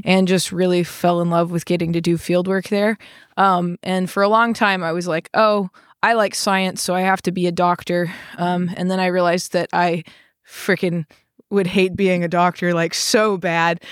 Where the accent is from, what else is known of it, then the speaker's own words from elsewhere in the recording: Arkansas, United States; moved away as an adult; also born or lived in Texas / North Carolina; I grew up in Arkansas